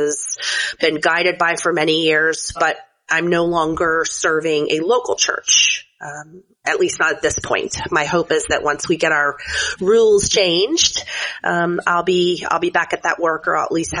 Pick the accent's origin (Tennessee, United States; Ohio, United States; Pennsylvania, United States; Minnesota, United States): Tennessee, United States; Chattanooga; I have served most recently as a pastor in my hometown of Chattanooga, Tennessee